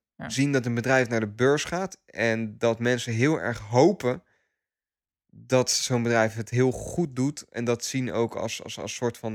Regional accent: Netherlands; als Nederlanders

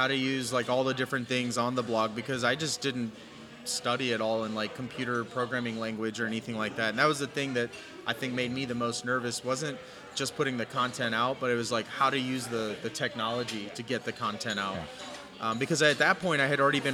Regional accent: San Antonio, Texas, United States; moved away as an adult; I'm born and raised in San Antonio

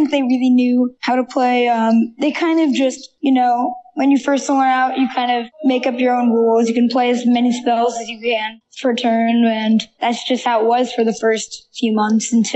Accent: Marin County, California, United States; I grew up in Marin County

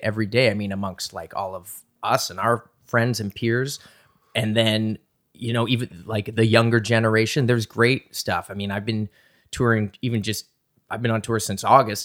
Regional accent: Halifax, Nova Scotia, Canada; moved away as an adult; also born or lived in Toronto; I grew up in Halifax, and I was kind of back and forth between Halifax and Toronto

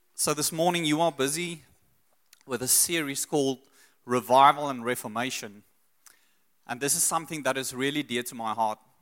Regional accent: South Africa; also born or lived in Secunda / Pretoria / Brits / Australia; I grew up in Secunda, Pretoria, then moved to Brits.

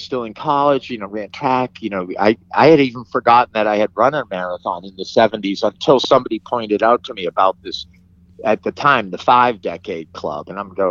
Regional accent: Bedford, Massachusetts, United States; also born or lived in Pittsburgh; I grew up in Bedford, Massachusetts, and I played sports

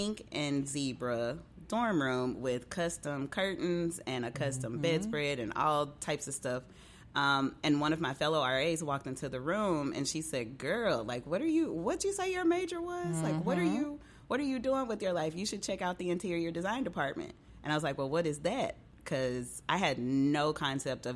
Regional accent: West Memphis, Arkansas, United States; moved away as an adult; also born or lived in Conway, Arkansas / Fort Smith, Arkansas; now in Memphis, United States; I was actually born and raised in West Memphis, Arkansas, right across the bridge

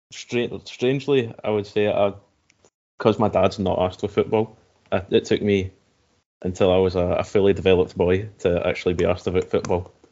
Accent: Glasgow, Scotland, United Kingdom; also born or lived in Sighthill; I'm 20 now, maybe since I was about 16. Born in, or, or, I was born in Sighthill and then brought up in Maryhill, so this was my local team.

